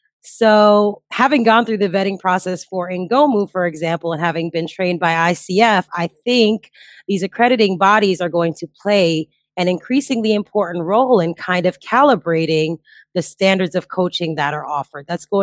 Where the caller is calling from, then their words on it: Bali, Indonesia; Well, I am joining you from Bali, Indonesia, where it is currently 4 a.m., so not quite sunlight yet.